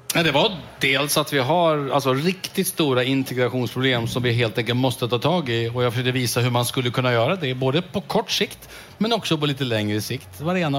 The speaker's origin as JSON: {"language": "Swedish", "town": "Strängnäs", "region": "Södermanland", "country": "Sweden", "tie": "born or raised there", "said": "min hemstad Strängnäs"}